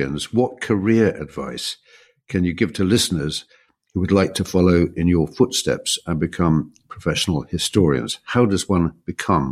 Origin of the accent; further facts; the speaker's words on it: Kent, South East England, United Kingdom; I was brought up in Kent